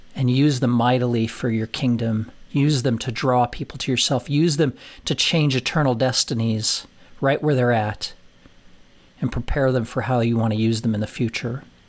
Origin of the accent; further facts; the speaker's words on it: Colorado, United States; moved away as an adult; also born or lived in Nashville; never having lived out of the state of Colorado, never having lived f, farther than forty miles from my, from my hometown